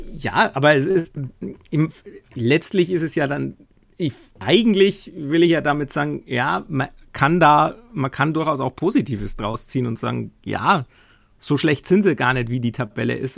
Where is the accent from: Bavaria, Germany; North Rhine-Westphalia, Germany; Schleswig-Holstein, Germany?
Bavaria, Germany; Nuremberg; ich jetzt als Nürnberger